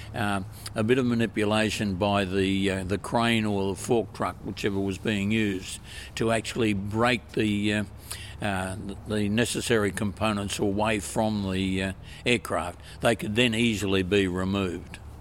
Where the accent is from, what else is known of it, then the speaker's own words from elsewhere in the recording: Queensland, Australia; moved away; also born or lived in Victoria, Australia; originally a Queenslander. To my horror, I had to spend over 50 years in Victoria.